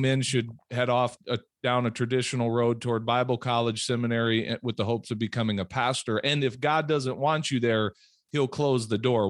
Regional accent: Peoria, Illinois, United States; moved away as an adult; also born or lived in Minnesota; now in South Dakota, United States; When I was about ten years old, we moved down to Peoria, Illinois, to, and, um, that's really where I grew up.

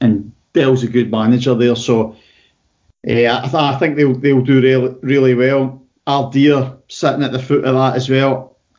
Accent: Kirkluck, Scotland, United Kingdom; it's my hometown team.

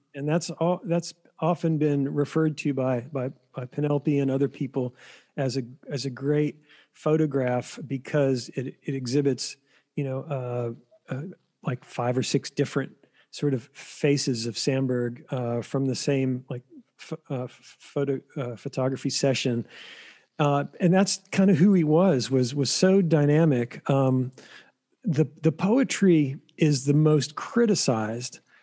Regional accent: Flat Rock, North Carolina, United States; I grew up in Flat Rock, North Carolina

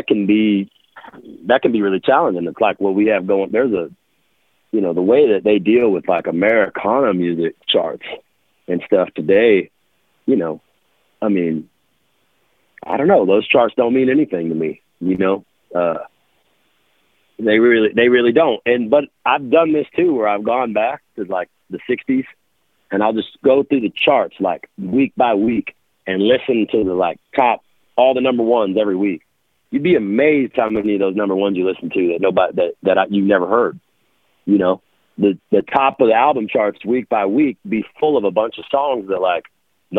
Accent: South Texas, United States; also born or lived in Dallas, Texas / New Orleans, Louisiana / Louisiana; coming from deep South Texas, being raised in South Texas and Dallas area and New Orleans, growing up in Louisiana

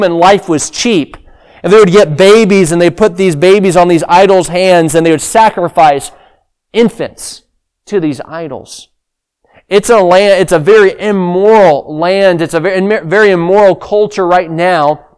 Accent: Sri Lanka; moved away; I grew up in Sri Lanka

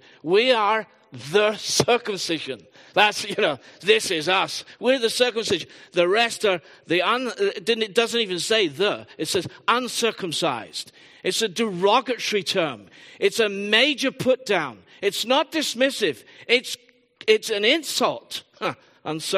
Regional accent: England, United Kingdom; I am predominantly English.

